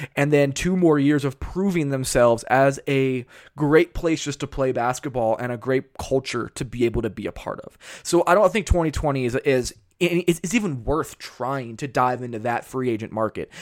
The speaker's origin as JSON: {"language": "English", "region": "California", "country": "United States", "tie": "born or raised there", "moved": "yes", "said": "I grew up around Cali, I grew up in California."}